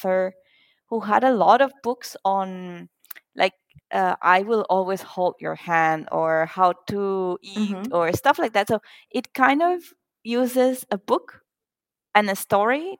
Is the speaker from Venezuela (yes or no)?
yes; Venezuela; also born or lived in Singapore; now in Germany; I am from Venezuela, but I currently live in Germany.